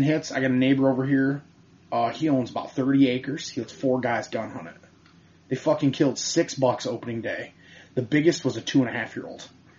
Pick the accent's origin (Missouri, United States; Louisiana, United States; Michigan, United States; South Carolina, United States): Michigan, United States